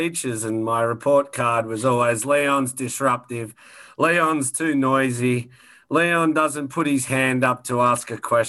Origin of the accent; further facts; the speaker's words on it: Sydney, New South Wales, Australia; moved away as an adult; also born or lived in Central Coast, New South Wales; now in Toronto, Canada; I'm from Sydney, Australia, and have been residing in Toronto for about 4 years now.